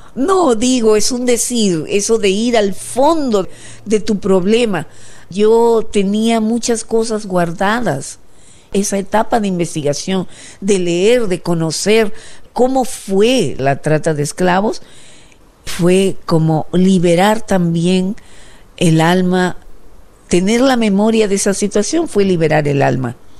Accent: Peru

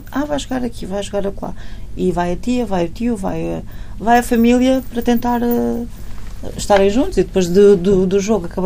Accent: Portugal; Como portuguesa, não é? A pessoa tem sempre aquele sangue quente e.

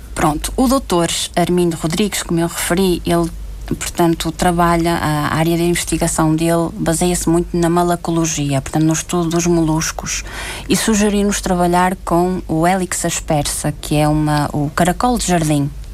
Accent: Porto, Norte, Portugal; moved away as an adult; also born or lived in Azores / Terceira; now in São Miguel, Portugal; vim para o Porto, eh, de onde sou na, natural

